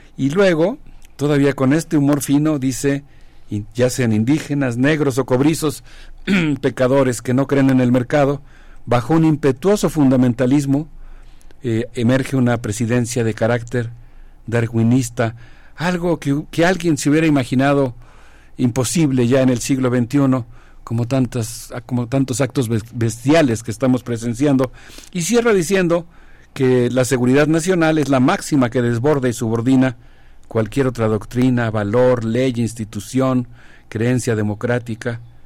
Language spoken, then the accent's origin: Spanish; Mexico; nosotros como mexicanos